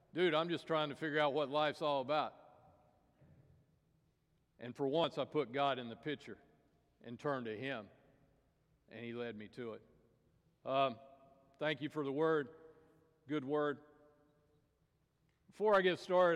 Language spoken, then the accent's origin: English; Tennessee, United States; I grew up in Tennessee